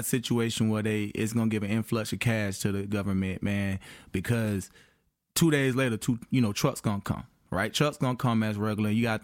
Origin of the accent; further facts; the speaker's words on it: Atlanta, Georgia, United States; I'm from Atlanta area